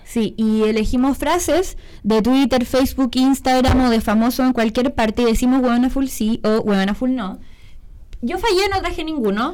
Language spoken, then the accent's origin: Spanish; Iquique, Tarapacá, Chile; now in Santiago, Chile; no nací en Iquique, pero me criaron allá.